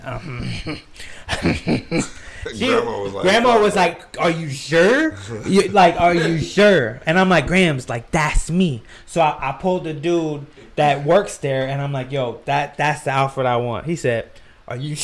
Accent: United States; growing up in Camden County, you go to ninth grade

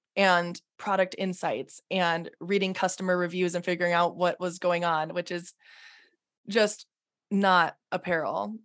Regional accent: South Dakota, United States; also born or lived in Minnesota; I'm from South Dakota.

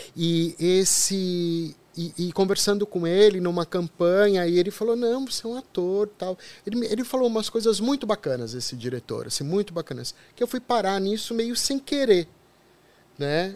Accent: São Paulo, Brazil; eu sou da periferia de São Paulo.

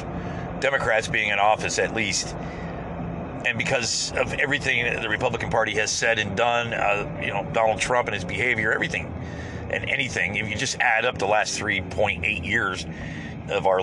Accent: United States; as an American

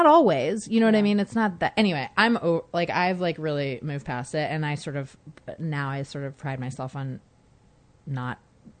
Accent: Oakland, California, United States; I grew up in Oakland.

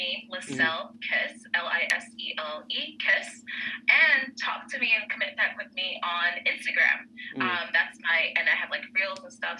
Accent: Miami, Florida, United States; now in New York City, United States; I'm actually from Miami originally

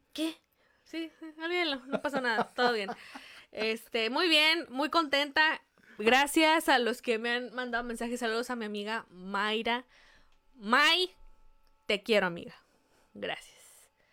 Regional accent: Mexico; somos mexicanos

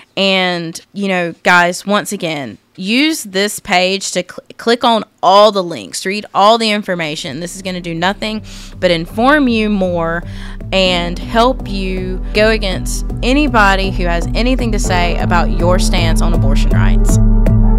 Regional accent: rural South Carolina, United States; I grew up in Podunk, which is my way of saying small town, rural South Carolina

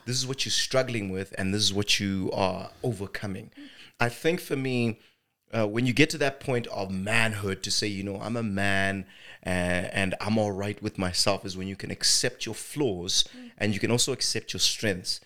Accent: Zimbabwe; born and raised in Zimbabwe, I'm an actor

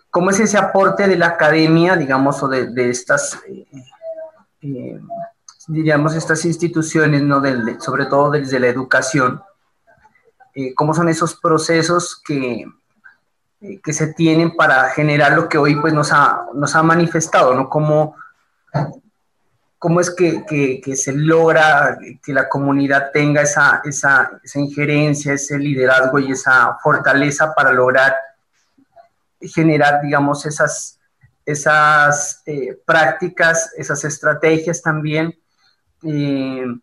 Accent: Quito, Pichincha, Ecuador; voy a tener esa identidad como quiteño, como ecuatoriano, como bueno, como cada sector y cada comunidad eh, eh, saca a relucir como todos sus, sus, sus procesos culturales

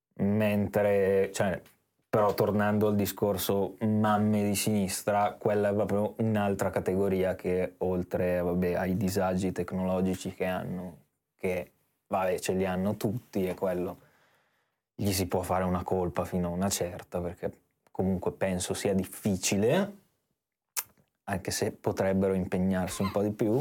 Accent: Italy; noi siamo nati in Italia e non in Burkina Faso

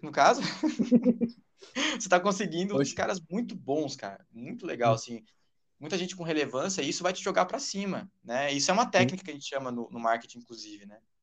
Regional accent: São Paulo, Brazil; Sou de São Paulo.

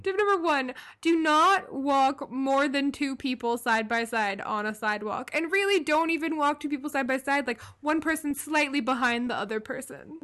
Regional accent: Louisville, Kentucky, United States; moved away as an adult; also born or lived in Baltimore; I grew up in, in the biggest city in my state

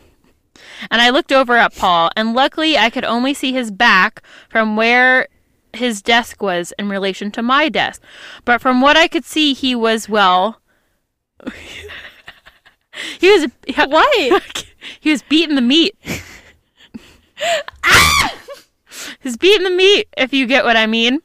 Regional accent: United States; we grew up near New York City

